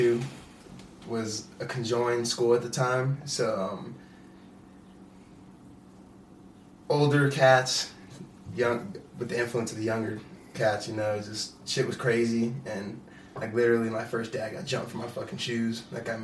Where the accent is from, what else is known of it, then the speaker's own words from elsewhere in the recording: Pueblo, Colorado, United States; also born or lived in East St. Louis / Canon City; born in East St. Louis, but I was raised here in Pueblo.